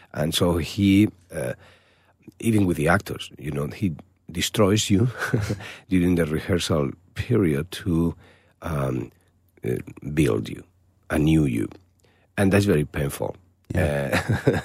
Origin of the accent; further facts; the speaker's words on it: Malaga, Andalusia, Spain; moved away; my hometown in Malaga